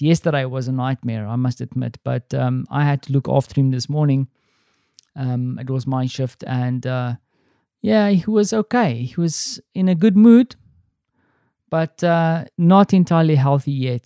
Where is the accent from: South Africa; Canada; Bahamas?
South Africa; accent: South African; now in Poland; my South African accent